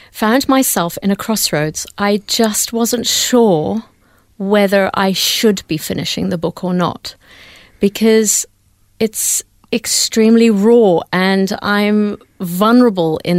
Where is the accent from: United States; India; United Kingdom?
India; born there; I was born in India. My dad is a Hindu